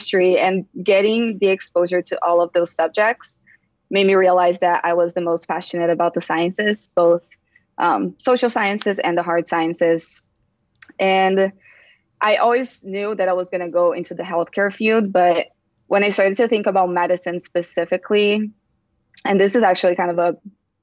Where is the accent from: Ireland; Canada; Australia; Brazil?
Brazil; English is a second language; moved away as an adult; now in United States; I was born and raised in Brazil